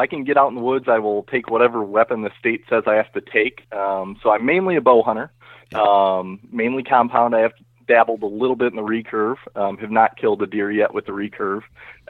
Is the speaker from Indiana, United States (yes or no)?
no; Illinois, United States; I am from Northern Illinois, and I work for a company called Abbott Labs.